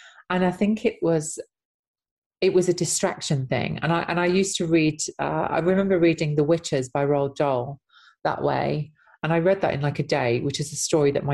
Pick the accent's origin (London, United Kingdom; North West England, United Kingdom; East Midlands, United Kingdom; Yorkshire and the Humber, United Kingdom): East Midlands, United Kingdom; Nottinghamshire; I was in an ex-mining town in Nottinghamshire